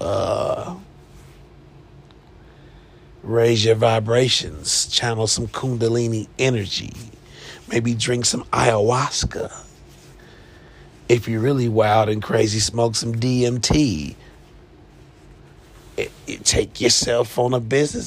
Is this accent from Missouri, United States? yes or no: yes; Kansas City, Missouri, United States; moved away; my hometown, Kansas City, Missouri